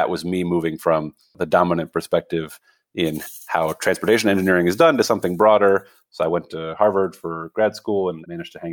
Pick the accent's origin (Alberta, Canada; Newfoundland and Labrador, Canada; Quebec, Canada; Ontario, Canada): Quebec, Canada; Montreal; So, you know, I grew up in Montreal, and my dad is Dutch.